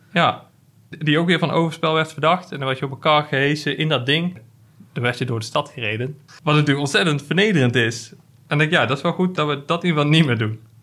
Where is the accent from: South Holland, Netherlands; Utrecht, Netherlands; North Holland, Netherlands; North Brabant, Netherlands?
North Brabant, Netherlands; Hilvarenbeek; in Hilvaanbeek, waar ik vandaan kom